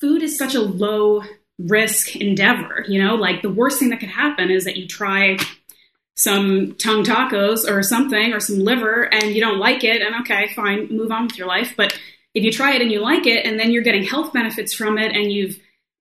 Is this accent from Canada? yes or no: yes; Canada; I grew up in Canada